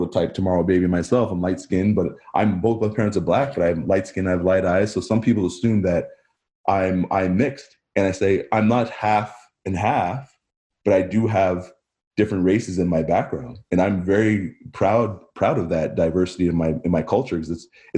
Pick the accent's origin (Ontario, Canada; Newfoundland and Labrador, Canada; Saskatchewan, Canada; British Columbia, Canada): Ontario, Canada; Barrie; I grew up in Barrie